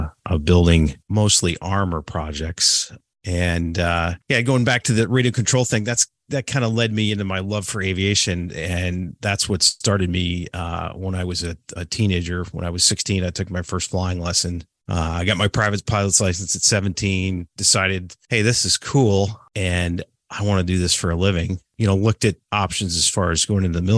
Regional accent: just south of Buffalo, Western New York, United States; I grew up in Western New York, just south of Buffalo, small town

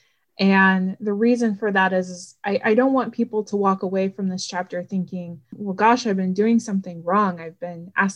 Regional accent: Florida, United States; moved away as an adult; also born or lived in Ohio; now in Cincinnati, United States; I've lived in the state of Ohio now for 5 years. I'm originally from Florida

